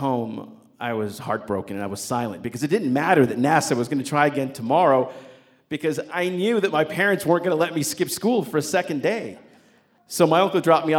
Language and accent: English; New Mexico, United States; my hometown there in New Mexico